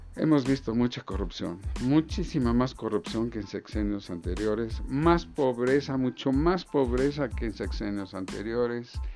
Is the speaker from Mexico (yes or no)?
yes; Mexico; como mexicanos necesitamos